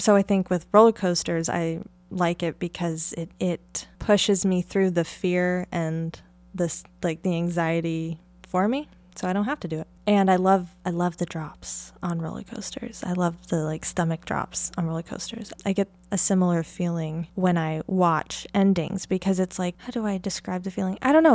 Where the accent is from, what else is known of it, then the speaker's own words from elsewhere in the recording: near the Columbia River Gorge, Oregon, United States; I grew up in Oregon in, uh, near the Columbia River Gorge